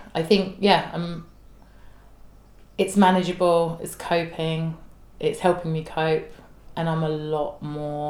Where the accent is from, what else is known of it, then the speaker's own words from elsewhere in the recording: London, United Kingdom; I'm a girl from South East London. I talk the way I talk